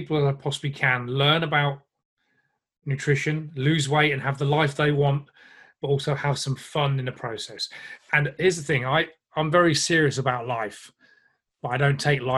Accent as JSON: {"language": "English", "region": "England", "country": "United Kingdom", "said": "because I'm English"}